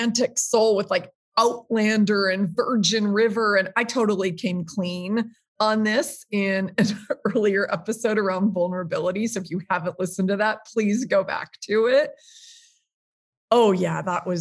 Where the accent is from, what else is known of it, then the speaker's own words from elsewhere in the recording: Minneapolis, Minnesota, United States; I grew up in Minneapolis, it's like in my veins.